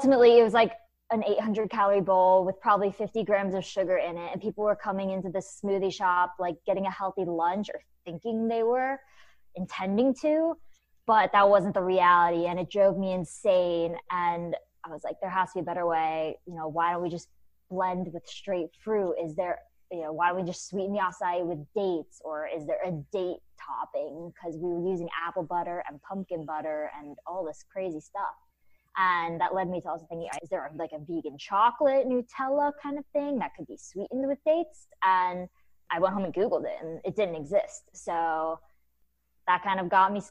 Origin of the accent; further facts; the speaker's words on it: Kennesaw, Georgia, United States; moved away as an adult; also born or lived in New York City; I grew up in Kennesaw, Georgia